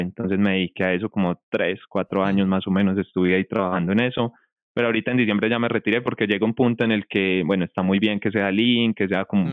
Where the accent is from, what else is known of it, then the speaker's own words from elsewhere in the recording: Colombia; also born or lived in Medellín; yo soy de acá, yo soy de Colombia, yo vivo en Medellín, Colombia